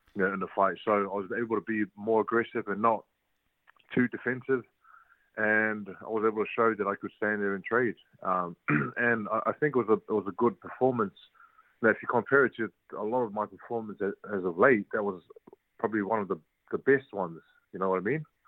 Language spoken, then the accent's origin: English; New Zealand; moved away as an adult; now in United Kingdom; I'm from New Zealand